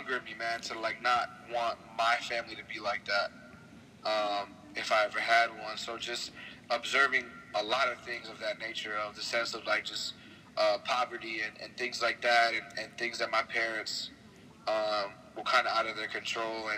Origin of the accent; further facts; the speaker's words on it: Egg Harbor City, New Jersey, United States; also born or lived in Brooklyn, New York; I was born in Brooklyn, New York until the age of like 6 or 7, I think. And I moved to New Jersey, went to school in South Jersey, Egg Harbor City, and flip-flopped from Brooklyn to Egg Harbor City my whole life